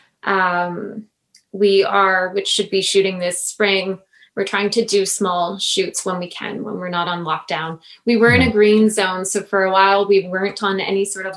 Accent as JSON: {"language": "English", "town": "Sault Ste. Marie", "region": "Ontario", "country": "Canada", "tie": "born or raised there", "also_born_or_lived": "Toronto", "said": "my hometown in Sault Ste. Marie"}